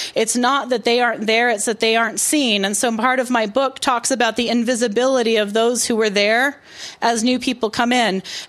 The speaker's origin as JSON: {"language": "English", "area": "Fruita", "region": "Colorado and Golden", "country": "United States", "tie": "born or raised there", "also_born_or_lived": "Brooklyn, New York", "moved": "as an adult", "lives_now": "Detroit, United States", "said": "how I, as a poor girl, growing up in Fruta, Colorado, and then Golden, Colorado, sort of went from becoming the first in my family to go to college to sort of being middle class enough"}